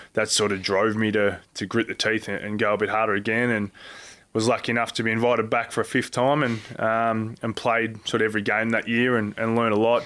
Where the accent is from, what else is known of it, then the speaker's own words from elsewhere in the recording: Geelong, Victoria, Australia; growing up in Geelong